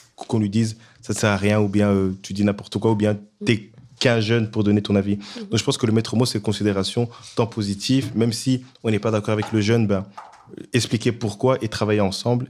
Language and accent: French; DR Congo; now in Brussels, Belgium; à l'est du Congo, mon pays d'origine